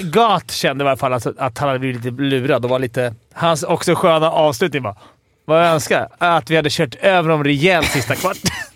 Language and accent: Swedish; Stockholm, Stockholm County, Sweden; jag är från Stockholm och hejar på Djurgården